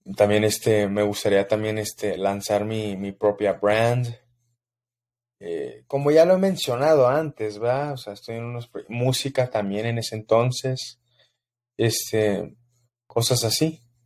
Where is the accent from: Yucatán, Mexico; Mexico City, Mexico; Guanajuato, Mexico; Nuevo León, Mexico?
Mexico City, Mexico; Soy de la Ciudad de México, crecí en plena humildad